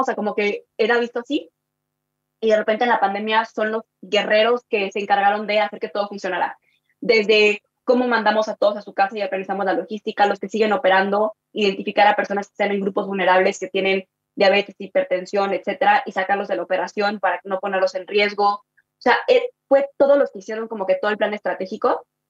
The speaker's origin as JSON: {"language": "Spanish", "region": "Mexico City", "country": "Mexico", "tie": "born or raised there", "also_born_or_lived": "Chihuahua, Mexico", "said": "yo vengo del norte del país, de, Chihuahua, ¿no? Y me vine a Ciudad de México porque mis papás se divorciaron"}